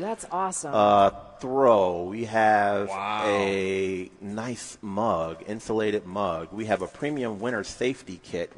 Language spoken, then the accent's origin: English; North Carolina, United States; now in Michigan, United States; I'm originally from North Carolina